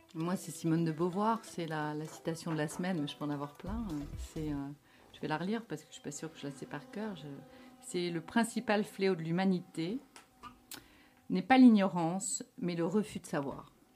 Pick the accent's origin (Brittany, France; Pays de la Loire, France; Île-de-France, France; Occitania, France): Occitania, France; Catalonia; accent: French; moved away as an adult; now in Belgium; la Catalogne, parce que c'est là d'où je viens.